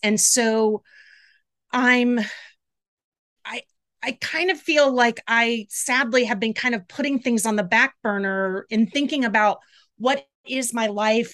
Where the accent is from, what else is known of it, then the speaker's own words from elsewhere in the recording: Jacksonville, Florida, United States; moved away as an adult; also born or lived in Tallahassee, Florida / Atlanta, Georgia; I grew up in Jacksonville, Florida